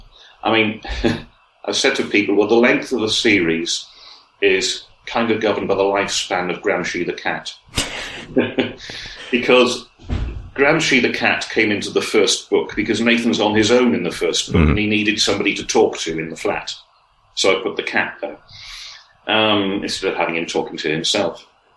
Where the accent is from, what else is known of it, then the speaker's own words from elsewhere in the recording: Wales, United Kingdom; You know, we're not all based in Wales, not all writing fiction set in Wales, but we identify as being Welsh writers.